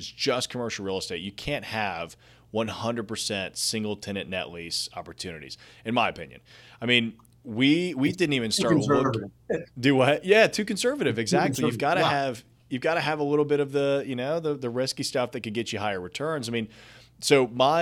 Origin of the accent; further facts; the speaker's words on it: Nashville, Tennessee, United States; I'm from Nashville